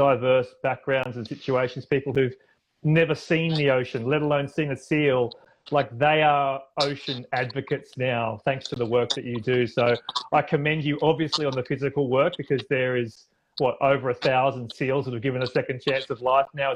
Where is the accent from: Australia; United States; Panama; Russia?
Australia; my home country of Australia